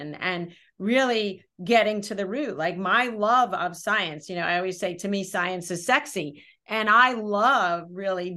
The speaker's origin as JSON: {"language": "English", "town": "Brooklyn", "region": "New York", "country": "United States", "said": "I'm from Brooklyn"}